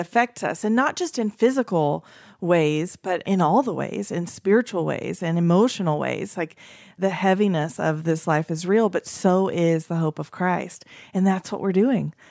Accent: East Tennessee, United States; I grew up in East Tennessee

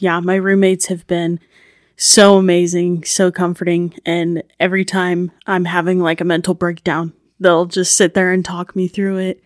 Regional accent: Ashton, Idaho, United States; I'm from Ashton, Idaho

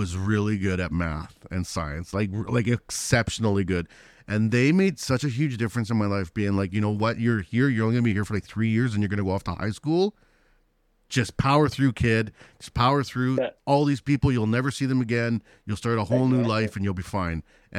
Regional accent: Canada; first language Spanish; English is a second language; when I came to Canada with my family, I was just a little kid. So like Spanish was my first language. I started kindergarten, didn't know any English.

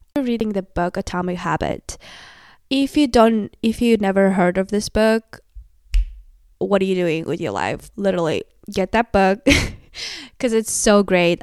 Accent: Kazakhstan; English is a second language; moved away as an adult; now in United States; I'm from Kazakhstan. I moved to the U S two years ago

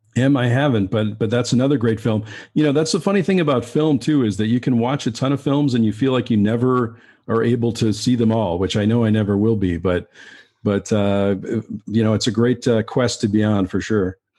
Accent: Western Massachusetts, United States; also born or lived in Keene, New Hampshire; I, I grew up in Western Massachusetts, and I, I went to school in Keene, New Hampshire

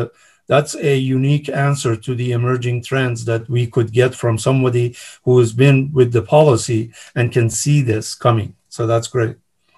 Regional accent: California, United States; As a Californian, I am happy to have someone like you at the helm and trying to save the state and the taxpayers.

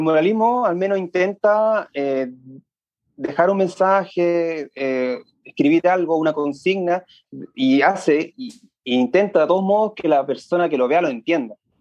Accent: Santiago, Santiago Metropolitan Region, Chile; also born or lived in San Bernardo / La Florida / Puente Alto; Yo soy de la zona sur de Santiago. Primero viví en San Bernardo, después en La Florida, después en Puente Alto. Ha sido bien gitano.

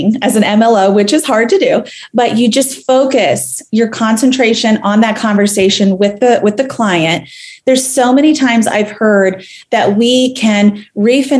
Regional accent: Tampa, Florida, United States; now in Charlotte, United States; my hometown of Tampa Bay

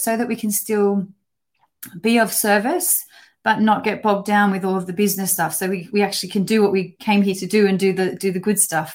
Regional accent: Australia; moved away as an adult; now in United Kingdom; So I'm an Australian, and I've been living in the UK now for over 14 years

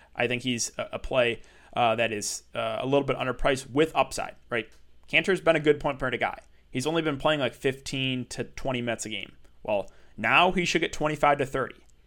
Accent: Michigan, United States; I'm from Michigan

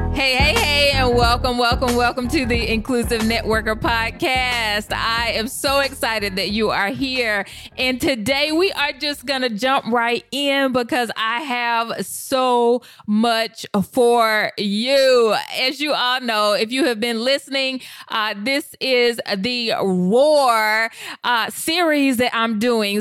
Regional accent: the South, United States; I was raised in the South

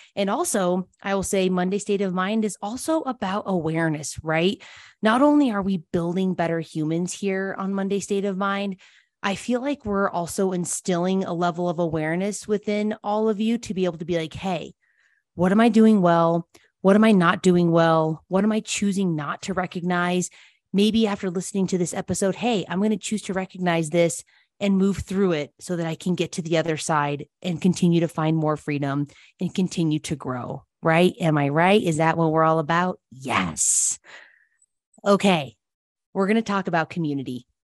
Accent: Telluride, Colorado, United States; also born or lived in Denver, Colorado; now in Salida, United States; My dad had three girls growing up in Telluride, Colorado

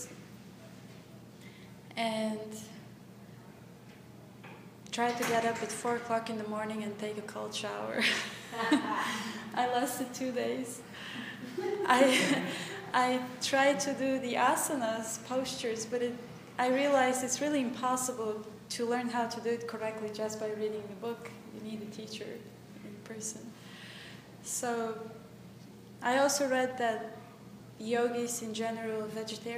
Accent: Bulgaria; moved away; I'm from Bulgaria

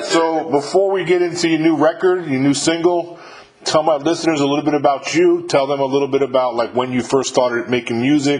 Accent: New York, United States; I'm born and raised in New York

